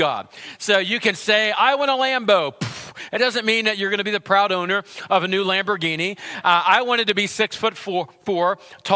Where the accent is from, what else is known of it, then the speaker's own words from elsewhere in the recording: United States; I grew up in Center County.